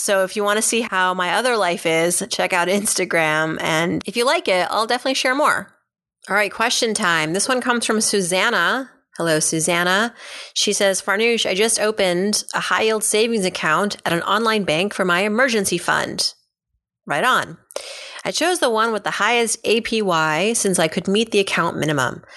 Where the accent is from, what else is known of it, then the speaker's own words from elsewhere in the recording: Massachusetts, United States; now in New York City, United States; I grew up in New England, Massachusetts even